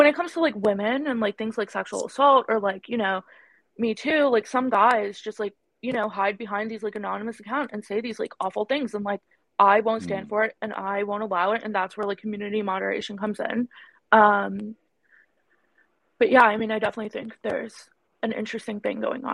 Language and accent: English; New York City, New York, United States; accent: vocal fry; I'm Indian, like, culturally. And even though I was born and raised here